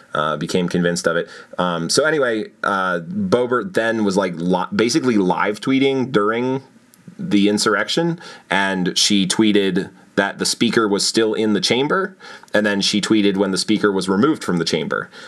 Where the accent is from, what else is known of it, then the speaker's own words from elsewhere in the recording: Pennsylvania, United States; proud to be a Pennsylvanian